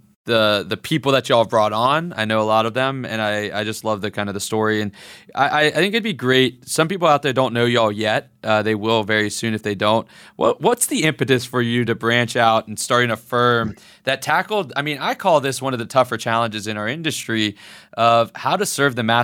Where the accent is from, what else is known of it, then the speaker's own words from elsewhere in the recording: the South, United States; I'm from the South